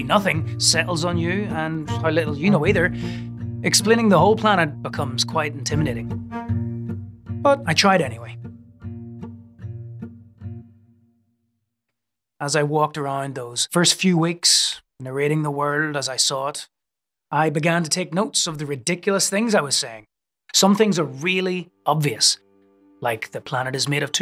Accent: Northern Ireland, United Kingdom; moved away; also born or lived in New York City; I was growing up in Northern Ireland

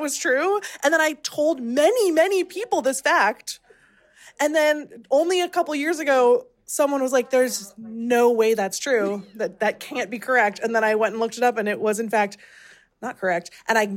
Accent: Seattle, Washington, United States; I'm from Seattle. I grew up here. My parents grew up here

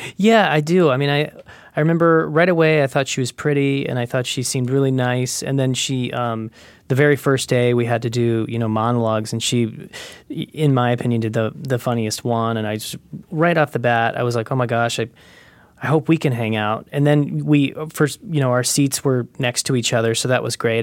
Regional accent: Carbondale, Illinois, United States; moved away; I grew up in Carbondale, Illinois, which is a little town in the, s, in the southern part of Illinois

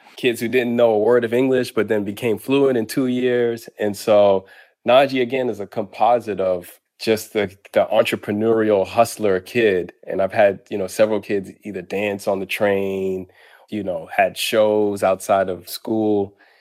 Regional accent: Boston, Massachusetts, United States; moved away; also born or lived in Harlem, New York; When I was growing up in Roxbury and Boston, and when I lived in Harlem

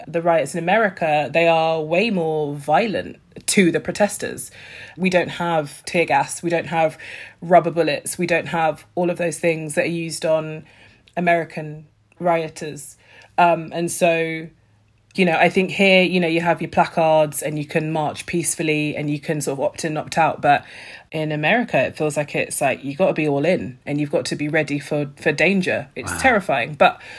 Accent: United Kingdom; I'm a British, that like, I live in Britain

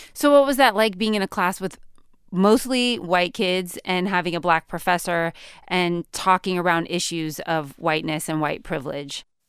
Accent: California, United States; I'm from California

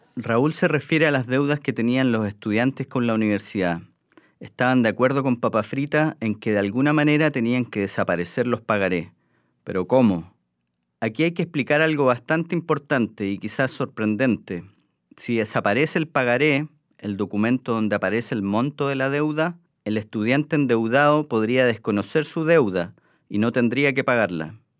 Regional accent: Chile; Nosotros los chilenos

